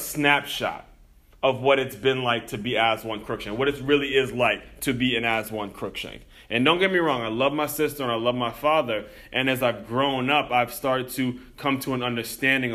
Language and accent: English; Silver Spring, Maryland, United States; moved away as an adult; also born or lived in Florida; growing up in Silver Spring, Maryland, right on the outskirts